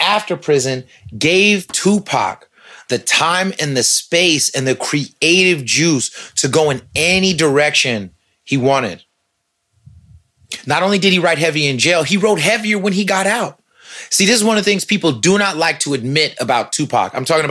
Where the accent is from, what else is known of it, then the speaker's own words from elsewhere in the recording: San Francisco, California, United States; I'm from the Bay, though. I am, man. You know what I'm saying? Straight up. Mission Street, Dolores Park, where I see my first lowrider bikes, dog. Lowrider cars. 25th and Mission.